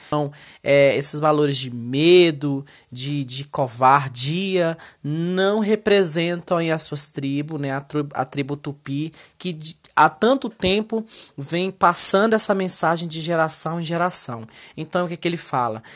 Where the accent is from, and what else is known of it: Brazil